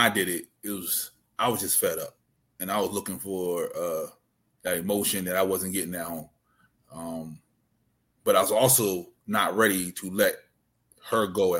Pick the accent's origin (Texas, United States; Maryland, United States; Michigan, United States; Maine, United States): Maryland, United States; Yeah, we had those in Maryland.